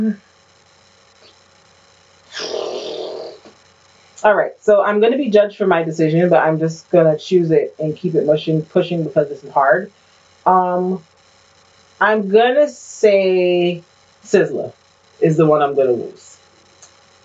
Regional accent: Barbados; moved away; growing up in Barbados

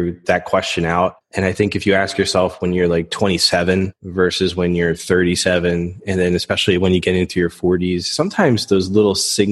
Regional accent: Philadelphia, Pennsylvania, United States; I grew up in the Philadelphia area, Northeast Philadelphia to be specific. My parents then moved us out a little bit north into the suburbs.

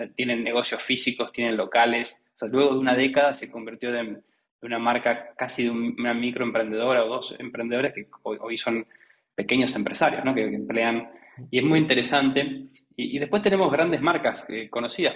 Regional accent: Argentina; accent: Argentine; soy Argentina por mi, por mi acento

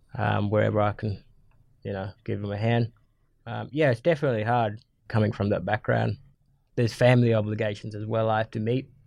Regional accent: Matamala, Northern Territory, Australia; also born or lived in Darwin; I'm a Yungu man, uh, from the Gumaj clan. I grew up in Matamara

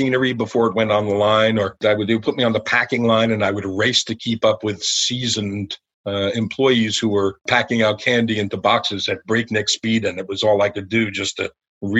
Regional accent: Elizabeth, New Jersey, United States; I'm a kid from New Jersey, so I grew up in a town called Elizabeth

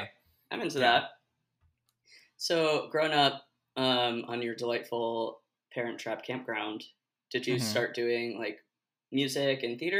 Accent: Portland, Oregon, United States

